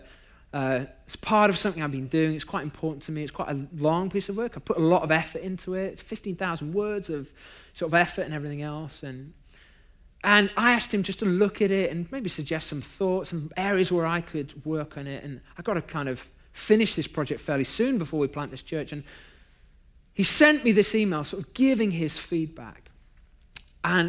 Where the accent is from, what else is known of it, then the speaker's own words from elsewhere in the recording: United Kingdom; now in Long Beach, United States; I'm British